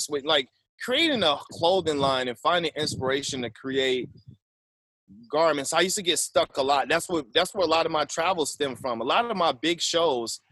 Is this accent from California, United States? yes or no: no; Waterloo, Iowa, United States; I'm originally from Waterloo, Iowa, born and raised